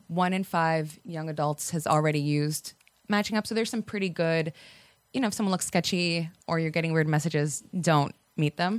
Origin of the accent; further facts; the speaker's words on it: Miami, Florida, United States; moved away as an adult; also born or lived in Virginia / Washington, D.C.; now in Atlanta, United States; I am from Miami, and I'm first generation Cuban American